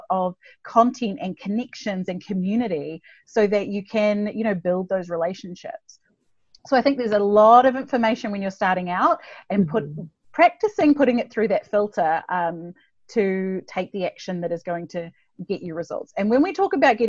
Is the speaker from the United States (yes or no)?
no; New Zealand; I'm from New Zealand, if you're wondering where the accent is from.